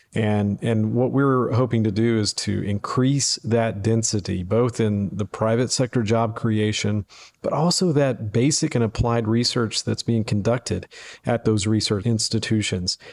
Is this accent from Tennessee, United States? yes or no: yes; Memphis, Tennessee, United States; joined the University of Memphis to focus on economic development, uh, for my, uh, alma mater in my hometown